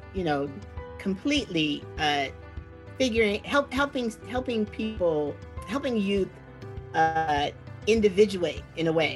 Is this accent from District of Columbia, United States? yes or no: yes; Washington, District of Columbia, United States; now in San Francisco, United States; I grew up when in Washington, D.C. is 75-78% Black back in the day